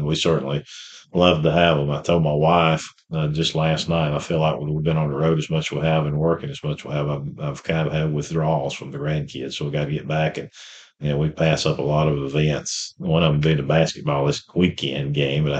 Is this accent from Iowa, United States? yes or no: no; Rainsville, Alabama, United States; I'm from Rainesville, Alabama, northeast Alabama